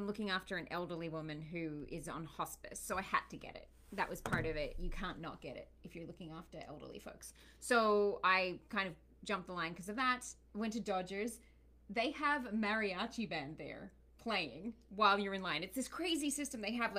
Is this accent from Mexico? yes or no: no; Australia; moved away as an adult; now in United States; Not from England. I'm from Australia. I'm born and bred Aussie. My dad's Sri Lankan. Mum's Australian. And I'm now an American.